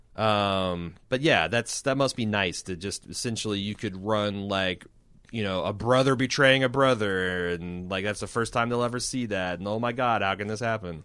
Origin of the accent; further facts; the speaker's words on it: United States; I'm from America